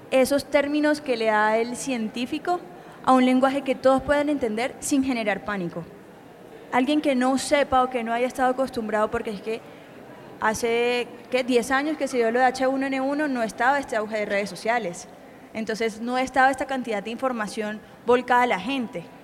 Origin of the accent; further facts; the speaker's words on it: Barranquilla, Atlántico, Colombia; soy periodista científica barranquillera.